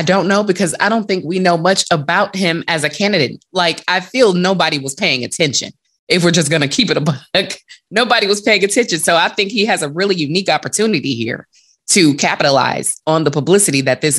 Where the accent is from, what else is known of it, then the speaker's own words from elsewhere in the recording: Detroit, Michigan, United States; this is my hometown, so this is kind of personal for me. I'm originally from Detroit